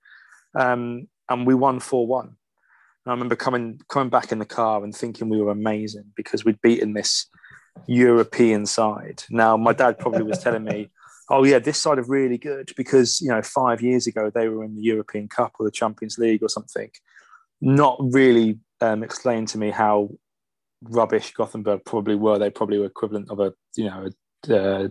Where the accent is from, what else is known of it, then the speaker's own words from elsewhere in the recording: South Coast, South East England, United Kingdom; I grew up on the South Coast, actually, but my dad's from Streatley